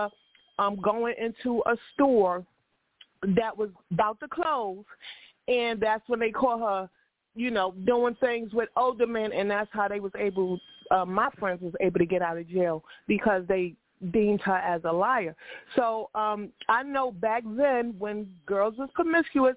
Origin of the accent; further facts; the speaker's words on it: New York, United States; I'm from New York